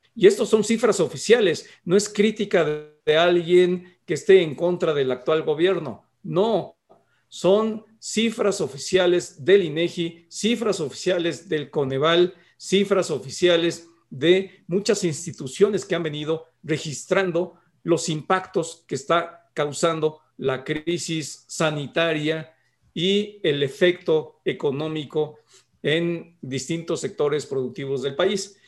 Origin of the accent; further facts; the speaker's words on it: Mexico; somos vecinos de Estados Unidos